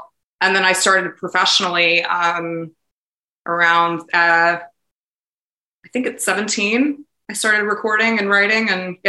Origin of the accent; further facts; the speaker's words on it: Indianapolis, Indiana, United States; born there; also born or lived in Albuquerque / New York City; So I was born in Indianapolis, Indiana, but I grew up kind of all over the country.